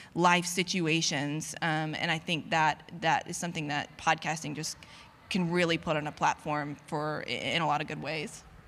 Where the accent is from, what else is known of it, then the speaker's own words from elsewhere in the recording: North Carolina, United States; my hometown, um, in North Carolina